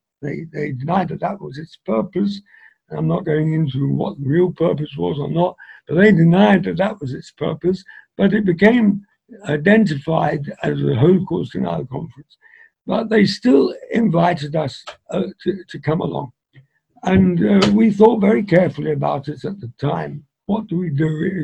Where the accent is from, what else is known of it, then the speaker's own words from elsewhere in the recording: England, United Kingdom; Because I was brought up in England, I was able to speak easier in English than a lot of them.